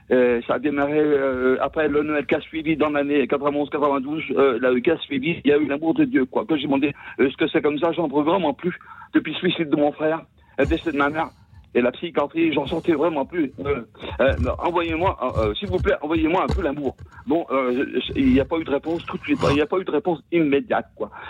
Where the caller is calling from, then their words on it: Saint-Étienne-de-Saint-Geoirs, Auvergne-Rhône-Alpes, France; je suis donc de Saint-Étienne de Saint-Joire là. Oui. En l'Isère là